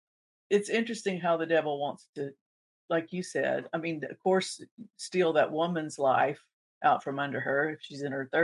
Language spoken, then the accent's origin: English; Panama City, Florida, United States; my hometown, Panama City.